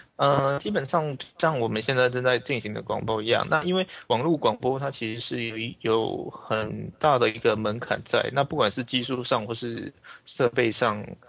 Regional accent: Taiwan; 我是来自台湾的一个伦理工程师

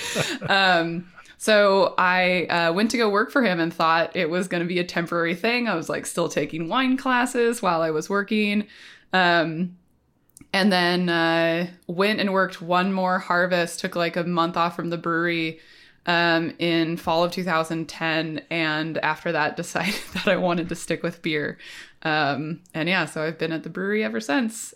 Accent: Portland, Oregon, United States; I grew up in the Portland area

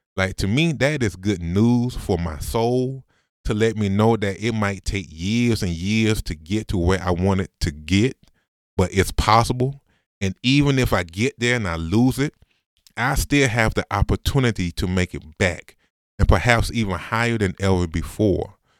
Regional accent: Augusta, Georgia, United States; Came back to Augusta. Went to Augusta University, the school that I said I would never go to 'cause I'm from Augusta

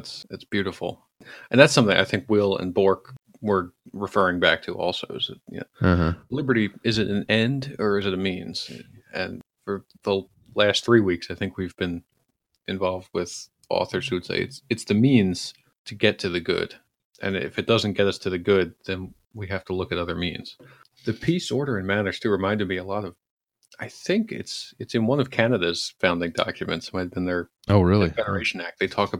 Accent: Philadelphia, Pennsylvania, United States; I grew up in Philadelphia, so there are still jobs here.

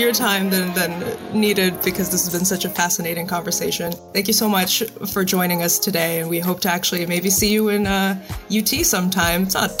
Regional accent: Moldova; moved away; I'm an immigrant from Moldova, actually. So I was raised on films specifically from the 60s. That's what my parents grew up on. That's what we brought over.

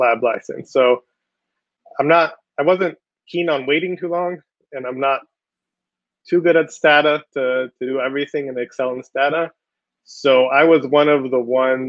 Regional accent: Israel; moved away as an adult; also born or lived in Connecticut; now in United States; I'm from Israel

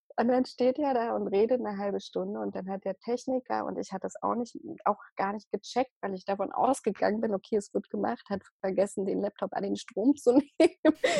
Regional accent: Berlin, Germany; in Berlin, also ich komme ja aus Berlin

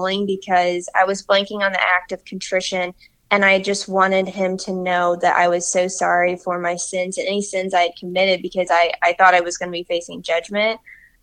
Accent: Peoria, Illinois, United States; I had lived in the same community literally my whole life. I'm from Peoria, Illinois

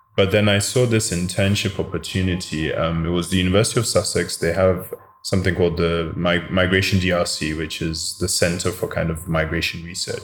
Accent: Cape Coast, Central Region, Ghana; also born or lived in London, United Kingdom / Koforidua, Ghana; I'm also from Cape Coast because when I first moved to Ghana in 1987, that's where I lived with my grandmother

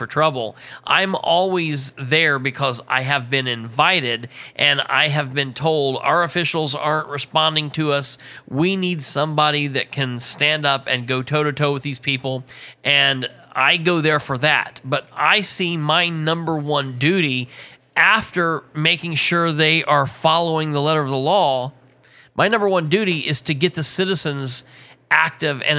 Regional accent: Muncie, Indiana, United States; also born or lived in Winchester; I was born and raised in Muncie

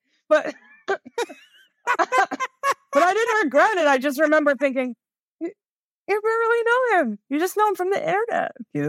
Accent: New York City, New York, United States; also born or lived in Elkton, Maryland; I came from New York City to Elkton, Maryland

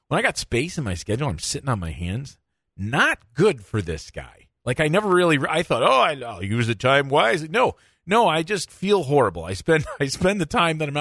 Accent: Michigan, United States; being from Michigan

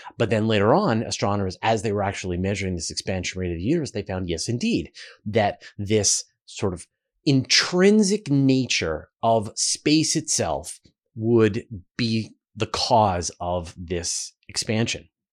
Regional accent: Canada; accent: Canadian; my Canadian accent

